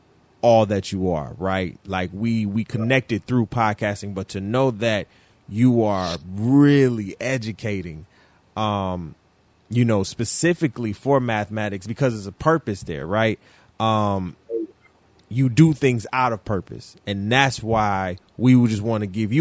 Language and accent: English; Detroit, Michigan, United States; we are both from Detroit